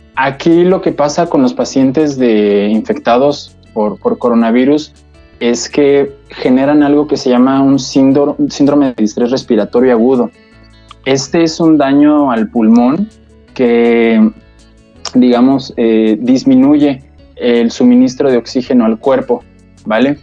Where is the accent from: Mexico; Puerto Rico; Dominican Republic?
Mexico; como mexicanos